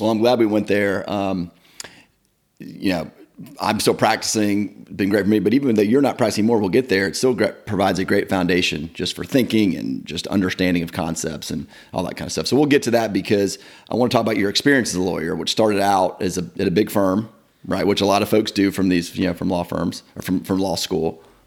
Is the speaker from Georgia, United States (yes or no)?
yes; Marietta, Georgia, United States; grow up in that kind of environment